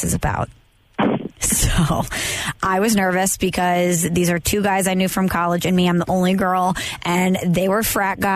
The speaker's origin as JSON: {"language": "English", "town": "St. Louis", "region": "Missouri", "country": "United States", "said": "St. Louis"}